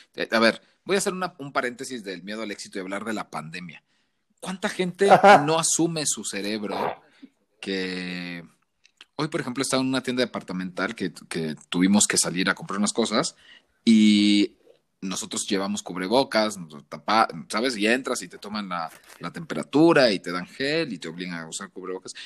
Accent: Tabasco, Mexico; moved away as an adult; now in Mexico City, Mexico; yo soy de Tabasco

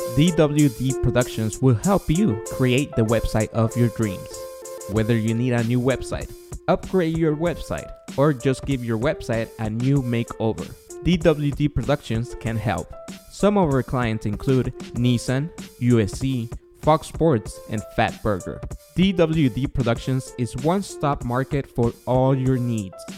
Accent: Guatemala; English is a second language; moved away; I was born and raised in Guatemala. Therefore, my accent and my E S L will come out here and there.

